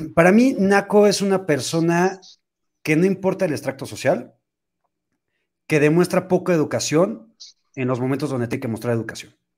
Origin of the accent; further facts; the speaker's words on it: Mexico; cómo somos los mexicanos